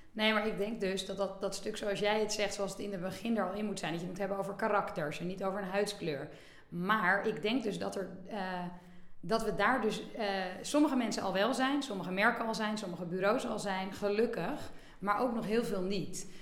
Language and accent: Dutch; Bergen, North Holland, Netherlands; also born or lived in Amsterdam; geboren in Amsterdam, maar opgegroeid in Bergen eh, aan zee.